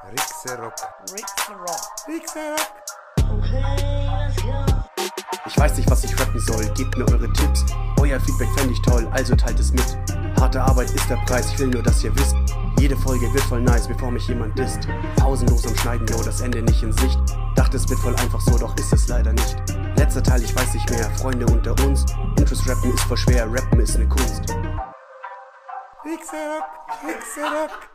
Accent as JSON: {"language": "German", "region": "Bavaria", "country": "Germany", "moved": "as an adult", "lives_now": "Cartago, Costa Rica", "said": "ich komme aus Bayern"}